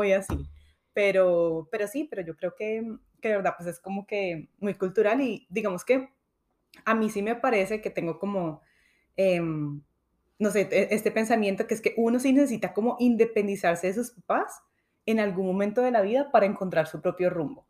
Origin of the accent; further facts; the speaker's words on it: Colombia; now in United States; yo desafortunadamente no tengo a mis papás acá, ellos sí están en Colombia y sí me hacen mucha falta